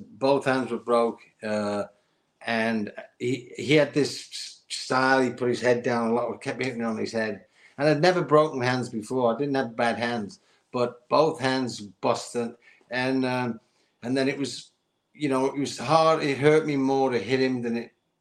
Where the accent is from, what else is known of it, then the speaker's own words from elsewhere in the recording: St Helens, North West England, United Kingdom; I was in my hometown of England, in St. Helens, in a chip shop